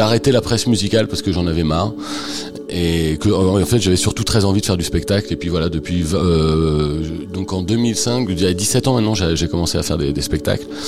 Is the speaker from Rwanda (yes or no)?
no; France; moved away as an adult; also born or lived in Picardy / Normandy / Touraine / Beaumont-en-Véron; now in Paris, France; Je suis né en Picardie, j'ai grandi en Normandie, et je suis arrivé à Paris euh, il y a 25 ans à peu près